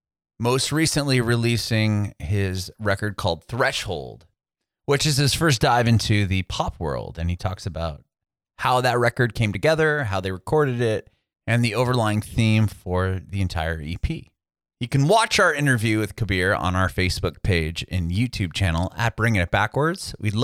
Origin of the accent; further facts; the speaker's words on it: San Diego, California, United States; moved away as an adult; also born or lived in San Francisco; now in Nashville, United States; Honestly, I moved to Nashville like 6 months ago. Gotcha. I'm from San Diego originally. I live in California my entire life, between San Diego and San Francisco.